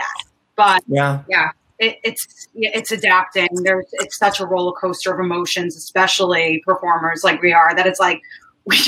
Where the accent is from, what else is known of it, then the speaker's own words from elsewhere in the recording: New York City, New York, United States; also born or lived in Manhattan; in Queens, my favorite, my hometown, Howard Beach, far out there in Queens